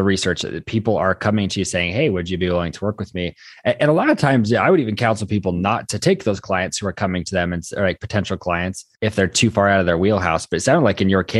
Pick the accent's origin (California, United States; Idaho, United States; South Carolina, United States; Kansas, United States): Idaho, United States; I'm from Idaho